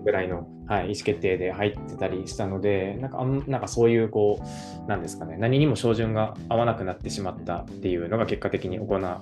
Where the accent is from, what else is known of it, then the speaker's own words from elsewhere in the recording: Kobe, Hyogo, Japan; moved away as an adult; also born or lived in Kyoto; 神戸市出身なので、はい、19年ぐらいは神戸に住んでましたね